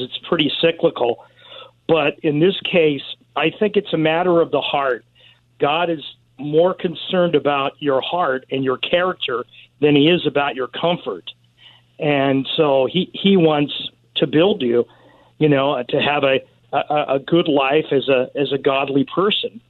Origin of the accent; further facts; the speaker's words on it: Southern California, United States; when I was a kid, I grew up in California, and it rained a lot and Southern California